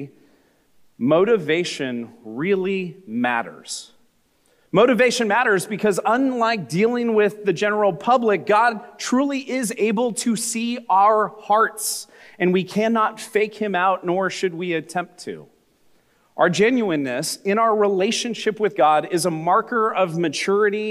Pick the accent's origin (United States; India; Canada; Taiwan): United States; California; I grew up in America, in California, in the 1980s